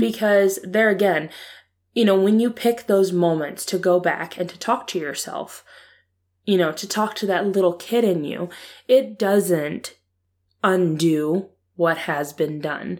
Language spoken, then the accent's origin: English; Ohio, United States; I was born and raised in Ohio